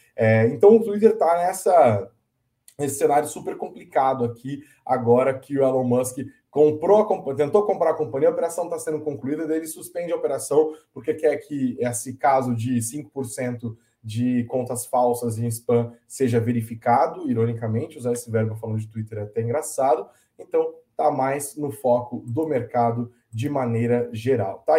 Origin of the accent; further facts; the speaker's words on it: Brazil; a gente tem que tomar enquanto brasileiros